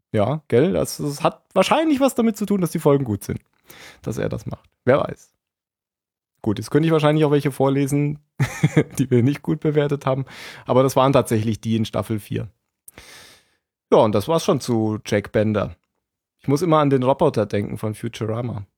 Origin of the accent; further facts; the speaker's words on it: Hesse, Germany; also born or lived in Bavaria; now in Baden-Württemberg, Germany; Ich bin, bin geborener Hesse, gewohnter Baden-Württemberger und Arbeitsbayer